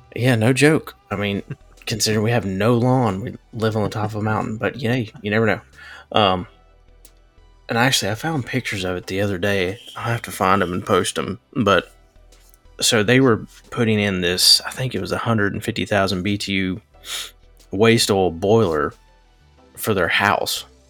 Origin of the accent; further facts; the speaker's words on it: Western North Carolina, United States; I grew up in Western North Carolina, a little bitty area.